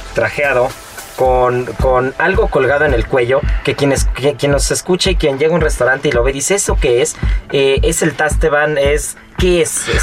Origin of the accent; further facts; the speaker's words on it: Mexico; como mexicanos